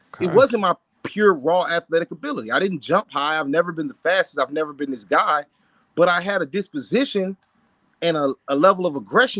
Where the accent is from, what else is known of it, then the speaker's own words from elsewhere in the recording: Florida, United States; So Ramon, I'm from Polk County.